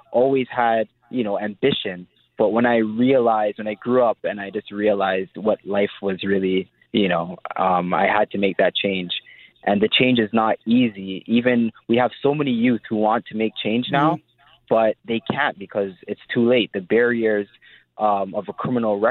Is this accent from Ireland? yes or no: no; Toronto, Ontario, Canada; I grew up in Etobicoke.